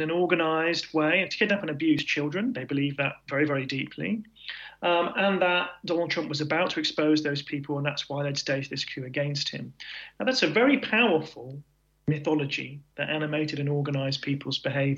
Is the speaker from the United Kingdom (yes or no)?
yes; United Kingdom; as British people